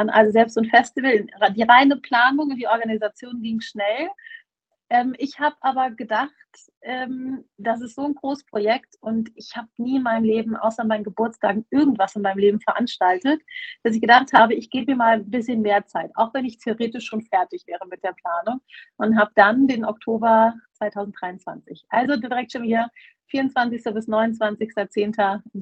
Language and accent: German; Germany; also ich bin …, ich komme ursprünglich offensichtlich aus Deutschland, ähm, lebe aber jetzt oder vielmehr pendel seit vier Jahren ungefähr zwischen Marokko und äh, Deutschland.